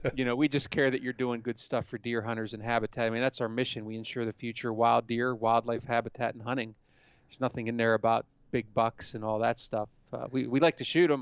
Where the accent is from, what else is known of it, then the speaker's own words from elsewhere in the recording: Pennsylvania, United States; I grew up in Pennsylvania